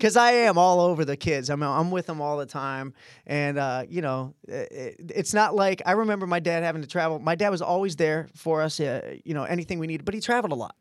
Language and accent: English; Midwest, United States; we're all from the Midwest, all from good families